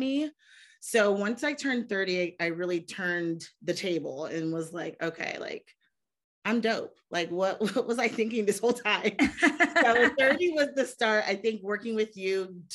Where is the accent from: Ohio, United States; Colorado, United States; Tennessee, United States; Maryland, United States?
Ohio, United States; I'm from Ohio, wonderful state.